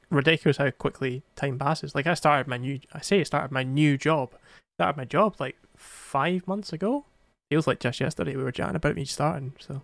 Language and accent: English; Scotland, United Kingdom; English is not my first language, so it's fine. Scottish is.